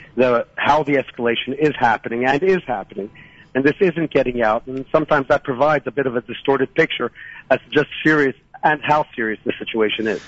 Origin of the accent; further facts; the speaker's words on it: Philadelphia, Pennsylvania, United States; moved away as an adult; now in Shiloh, Israel; I was born in Philadelphia, and I made Aliyah in 1978.